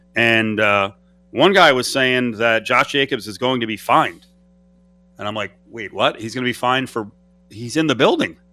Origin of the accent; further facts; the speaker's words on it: United States; also born or lived in New York / New Jersey; I grew up in New Jersey and New York